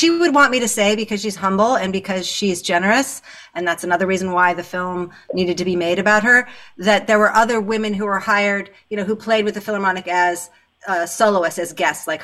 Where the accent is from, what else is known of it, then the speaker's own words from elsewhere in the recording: California, United States; I was growing up in California